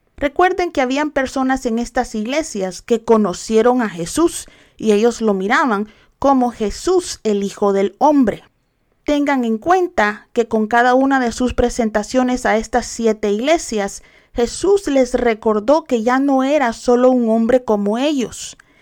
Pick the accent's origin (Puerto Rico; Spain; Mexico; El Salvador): El Salvador; yo soy salvadoreña, pero no celebro las fiestas paganas del Salvador